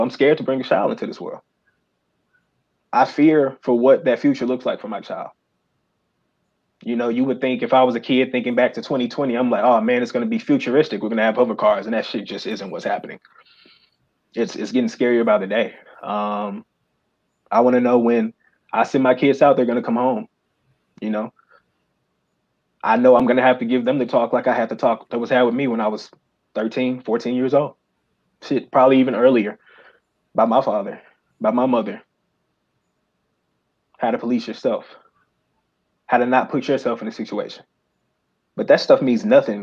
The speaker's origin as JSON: {"language": "English", "town": "Memphis", "region": "Tennessee", "country": "United States", "tie": "born or raised there", "said": "I grew up in Memphis. I went to Whitehaven High School"}